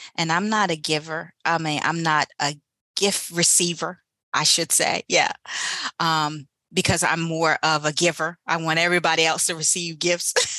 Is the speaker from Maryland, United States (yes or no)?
yes; Eastern Shore, Maryland, United States; moved away as an adult; also born or lived in Baltimore, Maryland; I went from the little city that I was in to Baltimore, Maryland, left my hometown, my Eastern Shore